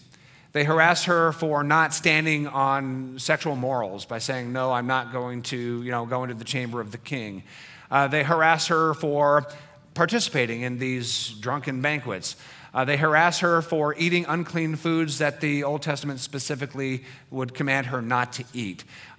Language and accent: English; Rancho, California, United States; I certainly remember growing up in Rancho, California. In this valley, it was a hick, hillbilly, dairy town.